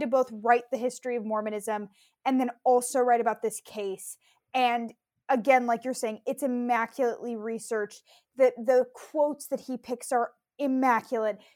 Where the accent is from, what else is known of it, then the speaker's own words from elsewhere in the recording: California, United States; I grew up in California.